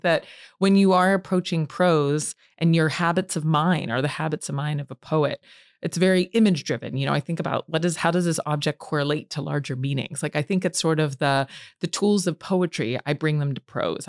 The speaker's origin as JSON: {"language": "English", "region": "Allegheny Mountains of Appalachia", "country": "United States", "tie": "born or raised there", "said": "I grew up in the Allegheny Mountains of Appalachia"}